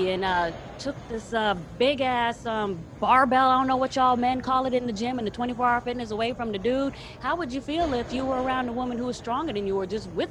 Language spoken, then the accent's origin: English; Silver Spring, Maryland, United States; moved away as an adult; also born or lived in Chapel Hill, North Carolina; I'm from Silver Spring, Maryland, but I went to the Chapel Hill.